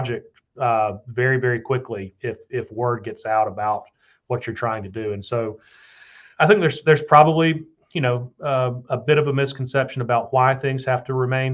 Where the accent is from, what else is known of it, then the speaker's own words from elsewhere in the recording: Tuscaloosa, Alabama, United States; moved away as an adult; my hometown